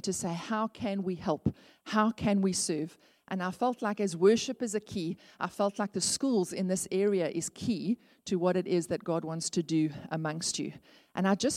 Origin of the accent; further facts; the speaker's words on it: Port Elizabeth, Eastern Cape, South Africa; I grew up in Northumberland Avenue